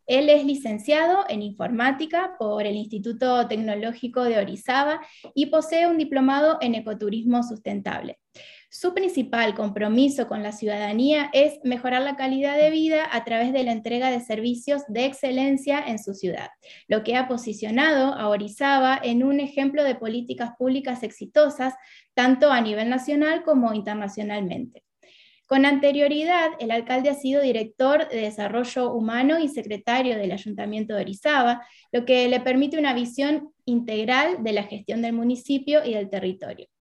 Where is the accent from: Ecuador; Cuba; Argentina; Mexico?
Argentina; soy de Argentina